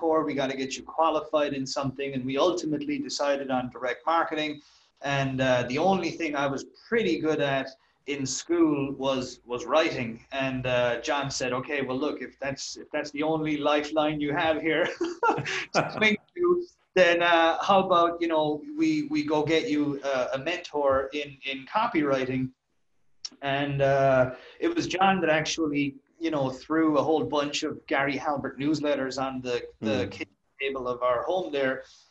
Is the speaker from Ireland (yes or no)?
yes; Ireland; I'm from Ireland, as I'm sure people can guess from my accent.